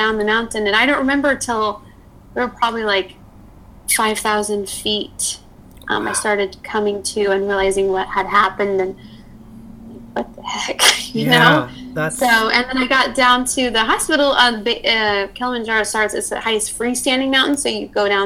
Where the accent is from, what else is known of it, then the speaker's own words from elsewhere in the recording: Illinois, United States; now in Los Angeles, United States; I'm from Illinois, from a small town of like 5,000